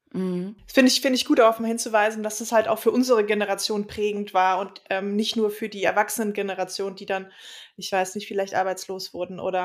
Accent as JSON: {"language": "German", "region": "Berlin", "country": "Germany", "tie": "born or raised there", "said": "Ich bin 1980 in West-Berlin geboren"}